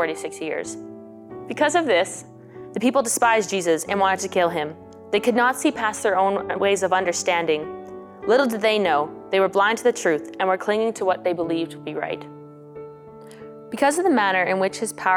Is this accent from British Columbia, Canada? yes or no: no; Spirit River, Alberta, Canada; I'm from Spirit River, Alberta, and I'm a second-year student here at St. Therese Institute